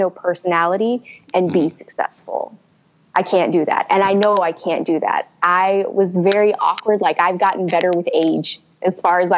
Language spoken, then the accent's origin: English; Houston, Texas, United States; I grew up in Houston.